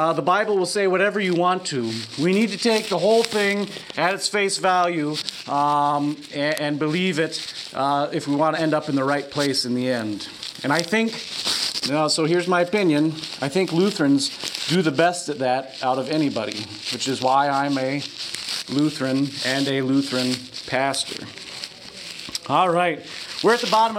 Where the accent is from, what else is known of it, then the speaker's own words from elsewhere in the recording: Lincoln, Nebraska, United States; I was raised here in Lincoln as Disciples of Christ